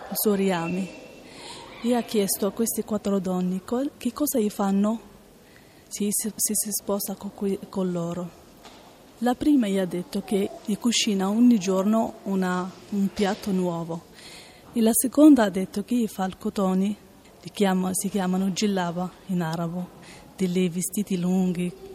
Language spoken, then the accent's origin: Italian; Morocco; now in Italy; vengo dal Marocco